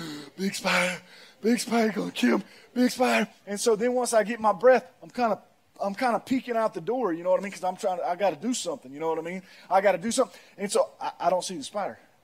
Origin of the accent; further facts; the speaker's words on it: Pearl, United States; I'm from Pearl.